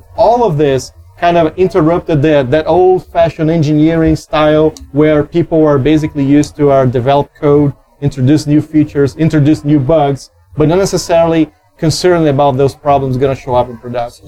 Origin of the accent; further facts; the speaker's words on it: Brazil; I'm from Brazil